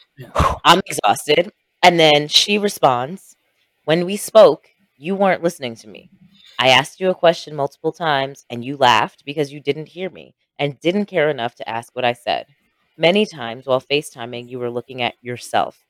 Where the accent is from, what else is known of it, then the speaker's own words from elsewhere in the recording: Jamaica; we are both Jamaican